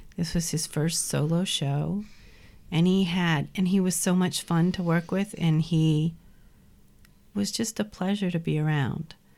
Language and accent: English; New Orleans, Louisiana, United States; also born or lived in Brooklyn; now in Cold Spring, United States; growing up in New Orleans